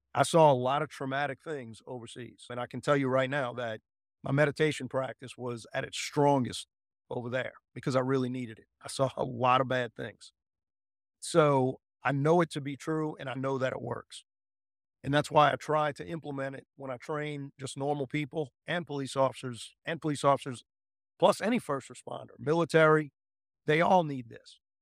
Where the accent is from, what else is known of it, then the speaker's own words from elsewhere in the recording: United States; I'm an American at heart